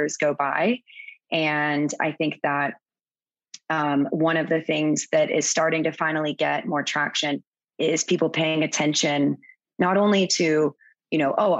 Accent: Florida, United States; moved away as an adult; also born or lived in Virgin Islands; now in Cayman Islands; I'm originally from Florida, but I moved to the Caribbean a little over eight years ago after I graduated from college.

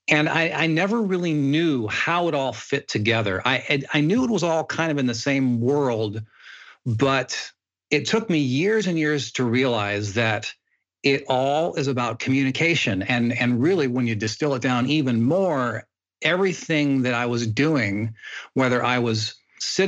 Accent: Midwest U.S., United States; also born or lived in Australia; now in Hollywood, United States; Grew up mainly in the Midwest U.S. and had a pretty quiet upbringing

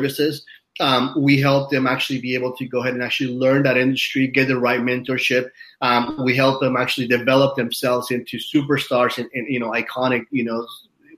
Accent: Utah, United States; now in Hollywood Hills, United States; I grew up in Utah for a few years in my life

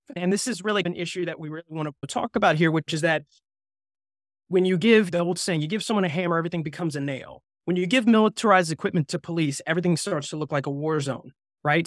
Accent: New Jersey, United States; moved away; I'm actually from New Jersey.

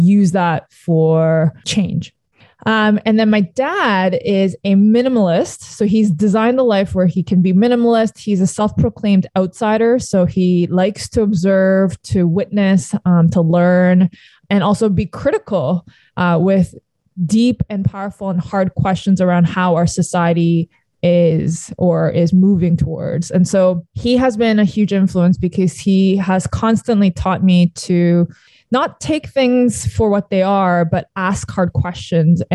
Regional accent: Toronto, Ontario, Canada; also born or lived in Sydney, Australia / South Korea; I was born in Sydney, Australia. And my parents moved back to South Korea where they're from. And so my childhood was in Korea. I was there until I was 8 years old and then moved to Canada at that point

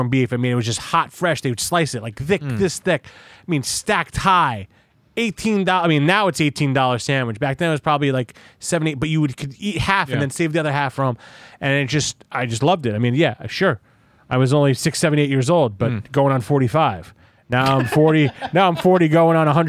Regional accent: New York City, New York, United States; I was growing up in Brooklyn

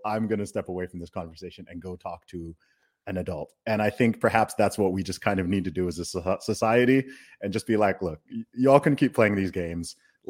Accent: England, United Kingdom; I'm an Englishman.

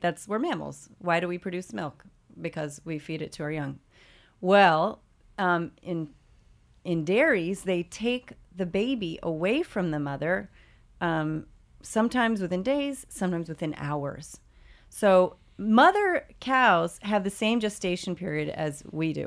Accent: Evansville, Indiana, United States; now in New York City, United States; my hometown of Evansville, Indiana

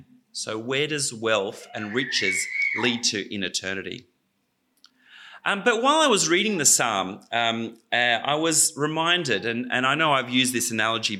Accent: Australia; When I was growing up in Australia, Australia had its own oligarchs.

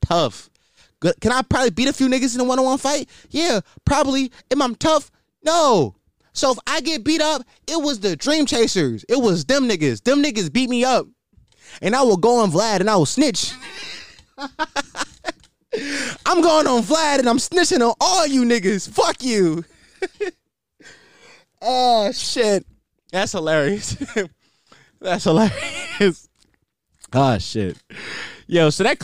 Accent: Philadelphia, Pennsylvania, United States; I'm from Philly

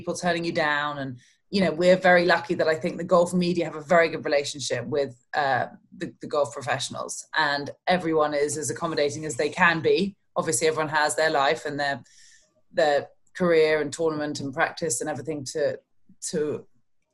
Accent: London, United Kingdom; accent: British; moved away as an adult; now in Orlando, United States; We grew up in London, but we used to spend the summers down there on the Kent coast

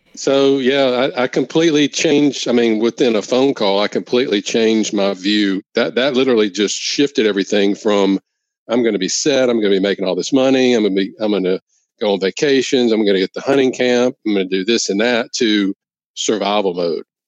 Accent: Louisiana, United States; come back to work in my hometown in Louisiana

